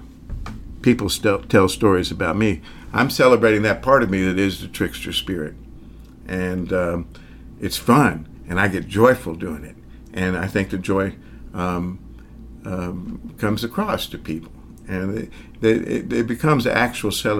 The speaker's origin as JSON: {"language": "English", "region": "the South", "country": "United States", "tie": "born or raised there", "accent": "Southern", "said": "I grew up in the South"}